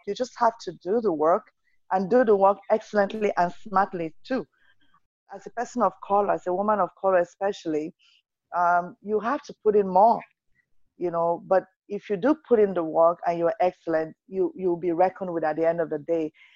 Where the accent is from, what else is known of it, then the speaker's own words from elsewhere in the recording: Nigeria; moved away as an adult; now in Canada; I'm Nigerian. Nigeria is my roots. I'm Canadian now